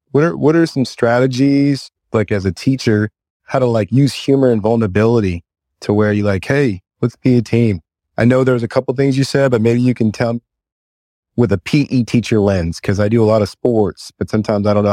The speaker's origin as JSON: {"language": "English", "region": "California", "country": "United States", "lives_now": "Sacramento, United States", "said": "I came from the Bay Area and um, I live in Sacramento now"}